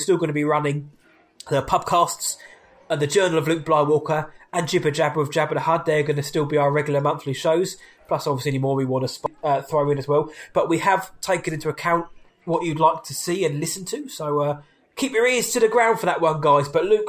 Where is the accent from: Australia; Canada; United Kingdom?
United Kingdom; England; I'm English, so I'm going to go to the pub.